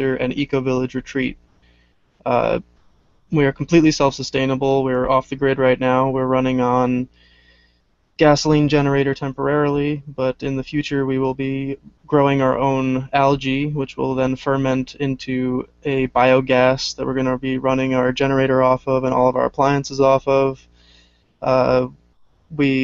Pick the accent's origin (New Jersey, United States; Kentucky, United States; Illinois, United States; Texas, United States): New Jersey, United States; moved away as an adult; now in upstate New York, United States; I'm originally from Jersey